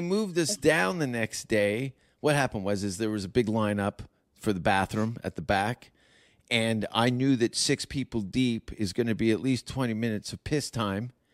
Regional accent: Hamilton, Ontario, Canada; moved away; I'm from Hamilton

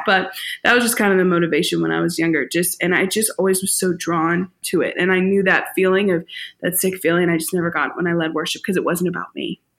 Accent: St. Louis, Missouri, United States; I was born and raised in St. Louis

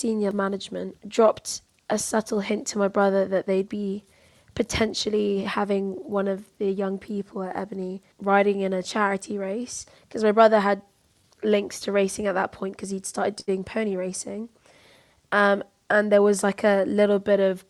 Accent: London, United Kingdom; moved away as an adult; now in Brighton, United Kingdom; I grew up in Peckham, which is in southeast London.

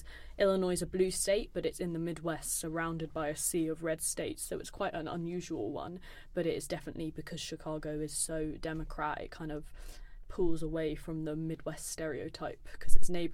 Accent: United Kingdom; us being British students there

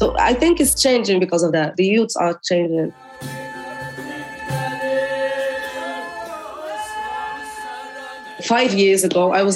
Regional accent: Morocco; I'm from Morocco

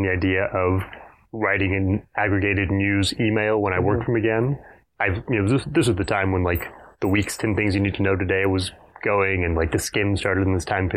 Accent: Fort Worth, Texas, United States; also born or lived in Houston, Texas; I've been in Texas my entire life. I grew up in Fort Worth, went to college in Houston.

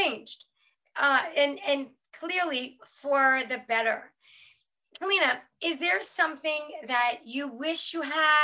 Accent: New York, United States; I'm from New York

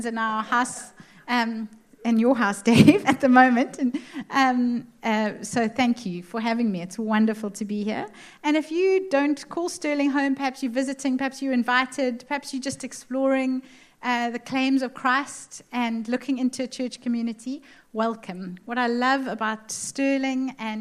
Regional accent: Cape Town, Western Cape, South Africa; my husband and our five kids, we hail from Cape Town.

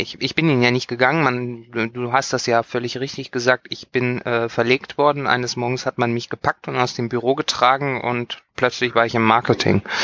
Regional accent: western Germany, Germany; ich bin im Westen Deutschlands aufgewachsen

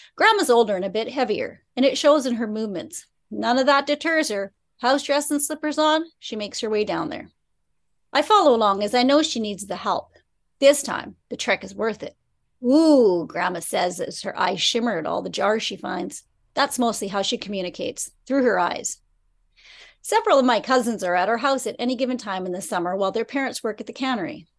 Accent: Prince Rupert, British Columbia, Canada; I've loved growing up in Prince Rupert

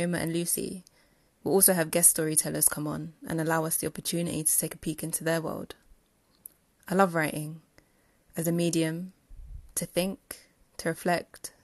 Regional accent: London, United Kingdom; where I was actually from, which was London.

